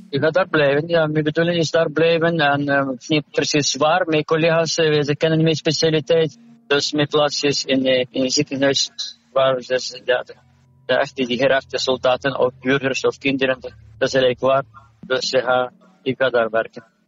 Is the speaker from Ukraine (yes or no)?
yes; Ukraine; Dutch is a second language; moved away as an adult; now in Belgium; Ik ben afkomstig van Oekraïne. Daar heb ik geneeskunde gedaan